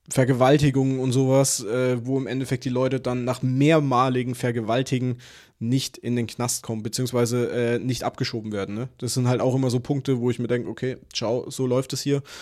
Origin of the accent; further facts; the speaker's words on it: Würzburg, Bavaria, Germany; ich komme aus Würzburg. Wir sind eine Studentenstadt, ne?